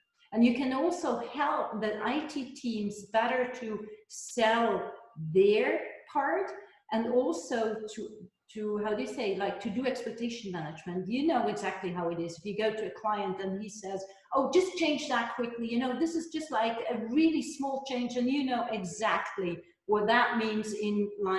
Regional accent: Switzerland; first language he; English is a second language; my Hebrew is my mother tongue. {S0} Yeah. {S1} And in Switzerland, we are obliged to learn more languages because we have our own ones

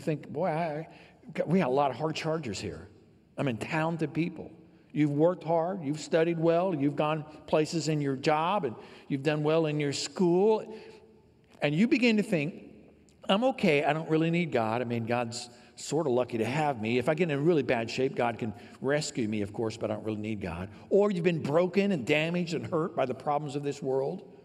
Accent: downstate Illinois, United States; I grew up here in Illinois

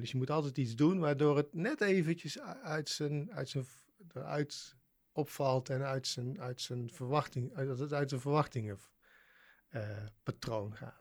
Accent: Waalwijk, North Brabant, Netherlands; ik ben opgegroeid in Waalwijk, dus in Brabant

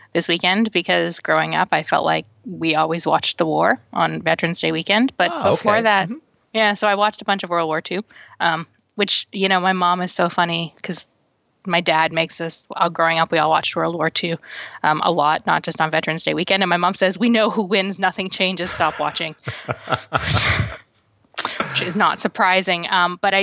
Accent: Canada; growing up in Canada

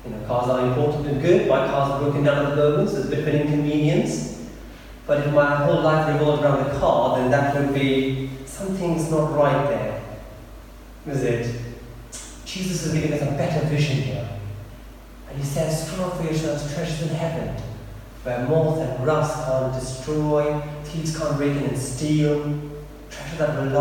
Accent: India; also born or lived in Eastbourne; now in United Kingdom; when I was growing up in India, in this village, it was probably at least maybe 15 or 16 before we had mains power electricity

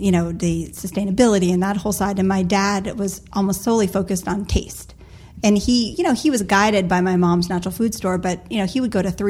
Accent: Cape Cod, Massachusetts, United States; I'm from Cape Cod

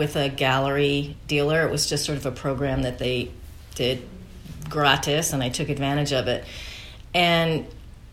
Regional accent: Connecticut, United States; moved away as an adult; also born or lived in California / Vermont; now in North Adams, United States; I grew up in Connecticut

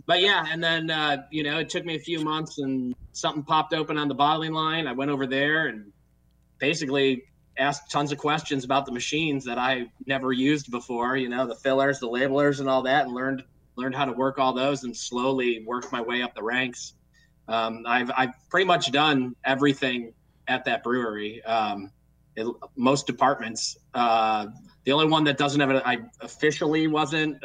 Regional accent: Cleveland, Ohio, United States; moved away as an adult; also born or lived in California; I grew up in Cleveland

